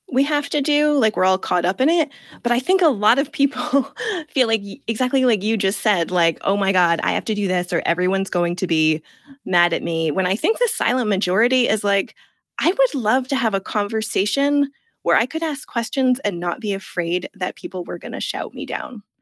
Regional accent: United States; moved away as an adult; also born or lived in Italy; now in England; I'm from the United States

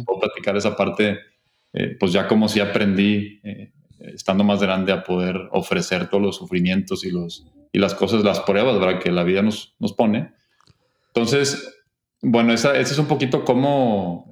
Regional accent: Monterrey, Nuevo León, Mexico; yo soy de aquí de Monterrey

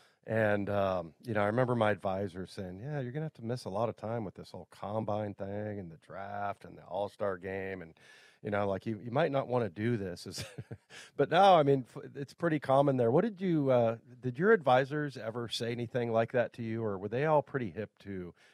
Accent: West Coast, United States; I'm from the West Coast.

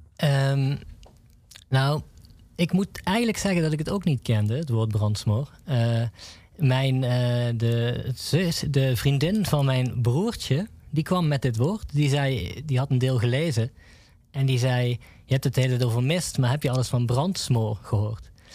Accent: Nuth, Limburg, Netherlands; ik kom zelf uit Nut

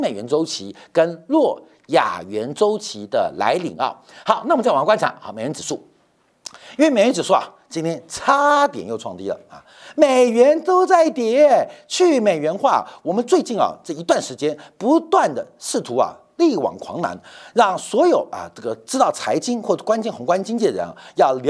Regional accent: China; 所以为什么美国会笑我们中国人？

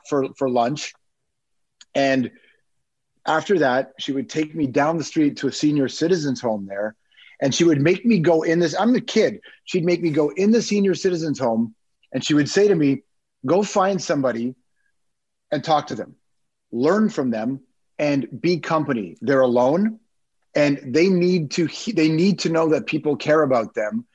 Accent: Toronto, Ontario, Canada; also born or lived in Malton; we grew up in Toronto, West Side. So I don't know who knows the city, but I grew up in Rexdale

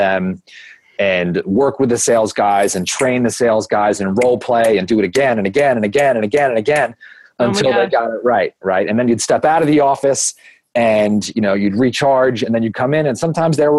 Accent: Long Beach, New York, United States; I grew up in the most amazing little town called Long Beach, New York

